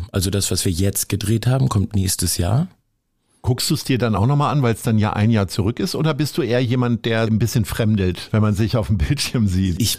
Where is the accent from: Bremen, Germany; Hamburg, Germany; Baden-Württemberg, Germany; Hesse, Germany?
Hamburg, Germany; Ich bin halb in Stalzhoop groß geworden, ich bin halb in Sasel und halb in Stalzhoop groß geworden